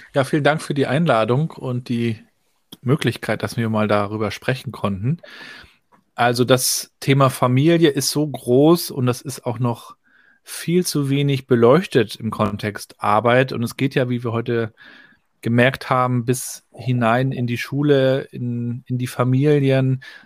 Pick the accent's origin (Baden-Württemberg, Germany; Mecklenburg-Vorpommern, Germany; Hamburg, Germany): Mecklenburg-Vorpommern, Germany; Rostock; Ich bin ja 80 geboren hier in Rostock, also noch zur Zeit der DDR.